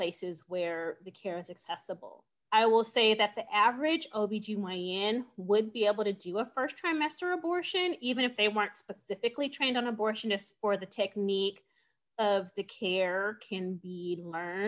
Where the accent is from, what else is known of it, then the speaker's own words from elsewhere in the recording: California, United States; moved away as an adult; now in Phoenix, United States; I am from California. And when I was in California, I was one of 600 abortion providers.